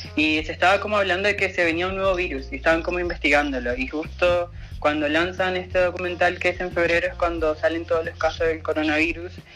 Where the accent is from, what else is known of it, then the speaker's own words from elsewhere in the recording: Venezuela; moved away; yo como venezolana